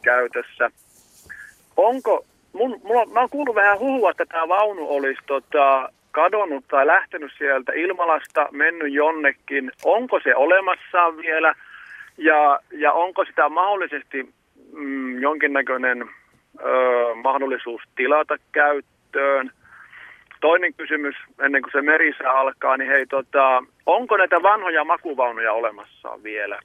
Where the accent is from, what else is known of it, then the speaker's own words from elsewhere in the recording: Kontiomäki, Kainuu, Finland; now in Tuusula, Finland; Tosiaan soittelen Tuusulasta, mutta mä oon kotoisin kyllä perinteikkäältä rautatie paikkakunnalta Kontiomäki.